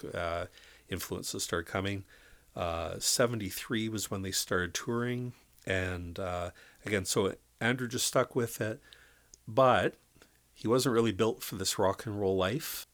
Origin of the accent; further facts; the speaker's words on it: Canada; also born or lived in Thunder Bay, Ontario; we are Canadian